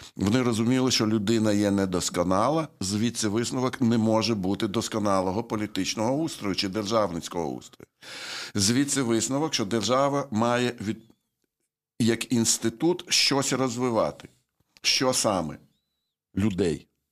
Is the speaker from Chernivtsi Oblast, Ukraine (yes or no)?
yes; Chernivtsi, Chernivtsi Oblast, Ukraine; в Чернівці, звідки я родом. Я там народився.